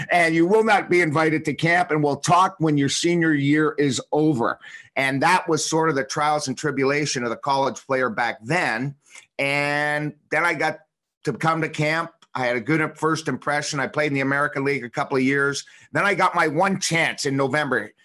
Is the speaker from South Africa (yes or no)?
no; Toronto, Ontario, Canada; moved away as an adult; also born or lived in Washington; I was a kid from Toronto